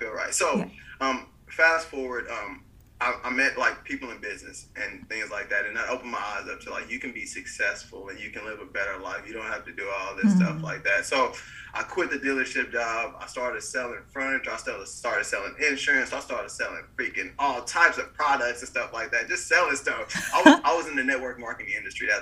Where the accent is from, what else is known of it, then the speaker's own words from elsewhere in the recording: Bryan, United States; moved away as an adult; also born or lived in Florida; I was living in my hometown of Bryan